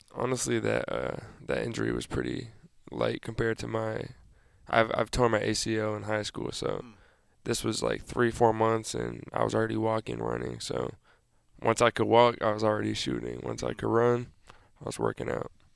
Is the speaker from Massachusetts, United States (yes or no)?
yes; Massachusetts, United States; moved away; my hometown